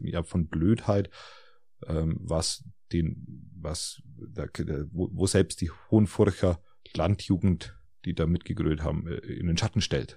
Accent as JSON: {"language": "German", "country": "Germany", "said": "bei uns in Deutschland"}